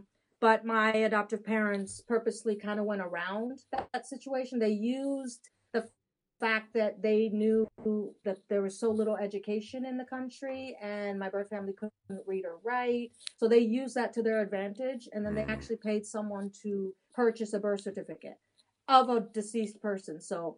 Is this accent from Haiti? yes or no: yes; Haiti; born there; also born or lived in Dominican Republic; I was born in Haiti and adopted from Haiti. Actually, an illegal adoption, more of a trafficking case.